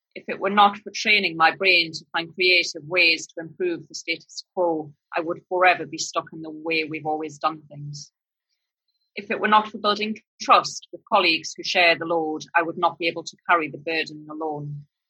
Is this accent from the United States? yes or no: no; northern Britain, the north of England, United Kingdom; accent: northern British; now in Australia; my northern British accent